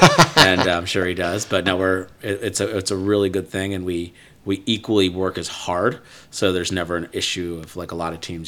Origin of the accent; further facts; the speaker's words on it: Fishkill, New York, United States; I was born in the Hudson Valley, upstate New York. So a little town called Fishkill, New York.